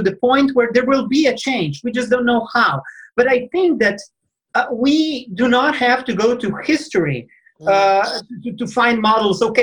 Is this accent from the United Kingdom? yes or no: no; Slovenia; I'm coming from Slovenia. It's a tiny country, you know, in Central Europe